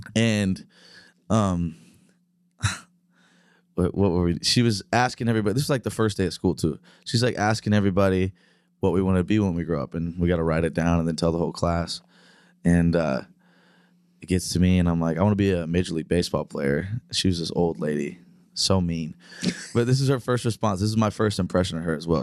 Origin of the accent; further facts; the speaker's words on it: Terre Haute, Indiana, United States; now in Nashville, United States; I grew up up in the Midwest, up in Indiana